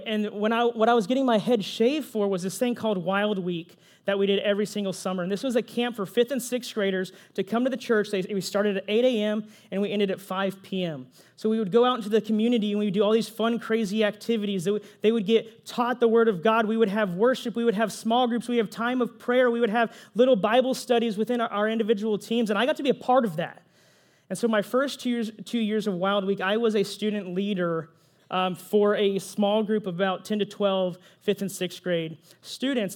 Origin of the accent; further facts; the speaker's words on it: Pflugerville, Texas, United States; also born or lived in San Jose, California / apple orchard campus (unnamed, ages 12-15); So I was only there for two years, y'all. I was only there two years. Then I moved to Pflugerville, Texas